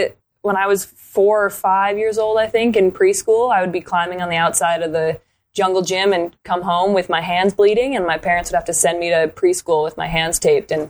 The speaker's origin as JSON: {"language": "English", "town": "Canmore", "region": "Alberta", "country": "Canada", "tie": "born or raised there", "also_born_or_lived": "St. Paul, Minnesota, United States", "moved": "as an adult", "lives_now": "Vancouver, Canada", "said": "I am Canadian. I'm actually I was born in the U.S. I was born in St. Paul, Minnesota. Okay. Um, and then my family moved to Canmore Alberta when I was eight. Really? My dad got a job working uh, in wildlife conservation. So I grew up in the in the Rockies in Canmore"}